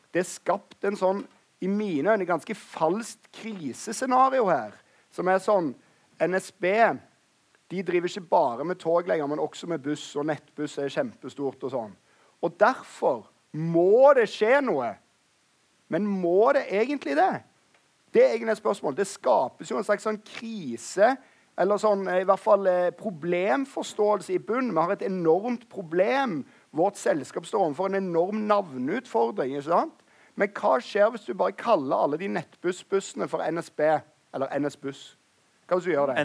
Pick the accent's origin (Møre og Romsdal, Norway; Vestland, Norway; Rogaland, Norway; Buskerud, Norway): Rogaland, Norway; Stavanger; I Stavanger, der jeg kommer fra